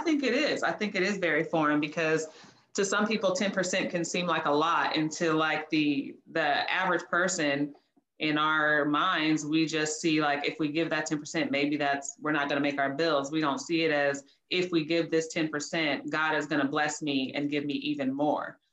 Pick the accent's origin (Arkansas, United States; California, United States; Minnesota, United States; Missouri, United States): California, United States; Oceanside; now in Houston, United States; I am from Oceanside, California, now living in Houston, Texas.